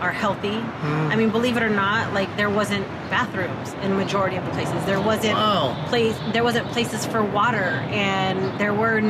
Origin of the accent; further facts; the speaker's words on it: West Valley, Arizona, United States; I'm from the West Valley